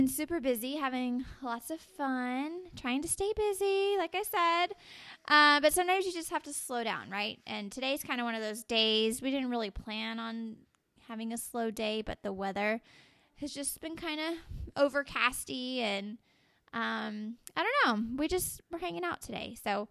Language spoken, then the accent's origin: English; Dallas, Texas, United States; I'm from Dallas, Texas